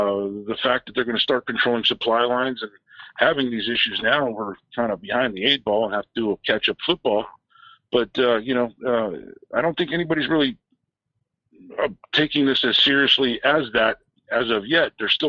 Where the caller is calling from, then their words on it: San Francisco, California, United States; in San Francisco.